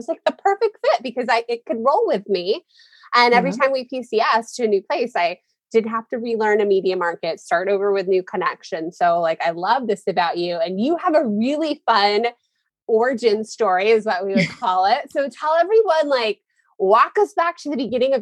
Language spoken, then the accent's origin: English; Nebraska, United States; moved away; I grew up in Nebraska